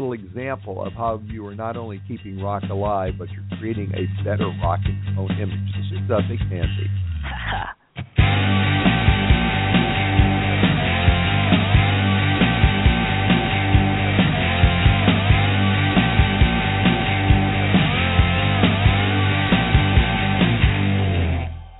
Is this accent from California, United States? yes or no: yes; Los Angeles, California, United States; my hometown of Los Angeles